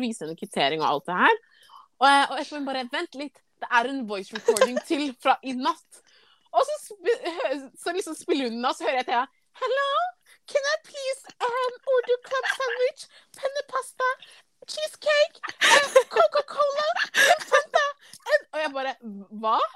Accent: Ghana; now in Norway; Jeg er jo fra Ghana

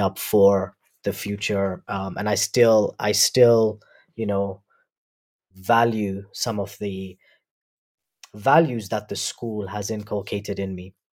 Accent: Nairobi, Kenya; also born or lived in University of Warwick, United Kingdom; I was born in Nairobi. I've grown up here.

